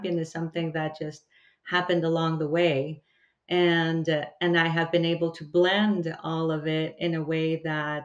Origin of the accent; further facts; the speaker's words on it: El Salvador; I come from El Salvador